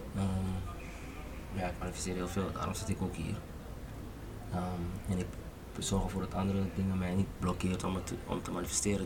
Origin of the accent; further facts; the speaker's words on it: Curaçao; now in Amsterdam, Netherlands; ik kom van Curaçao en ik zie van hier in Amsterdam